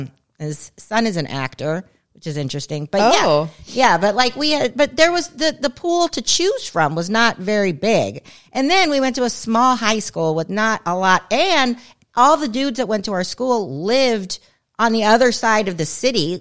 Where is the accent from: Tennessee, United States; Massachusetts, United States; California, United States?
California, United States; I grew up in California.